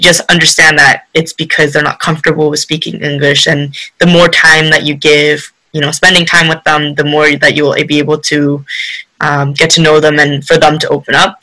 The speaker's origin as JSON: {"language": "English", "country": "Canada", "tie": "born or raised there", "also_born_or_lived": "Korea", "said": "I was born in Korea um, but I moved to Canada when I was five."}